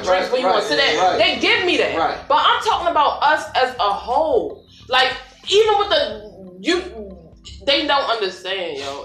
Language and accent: English; Baltimore, Maryland, United States; I come from Lexington Church projects, like these stomping grounds, like been here and ain't gone nowhere.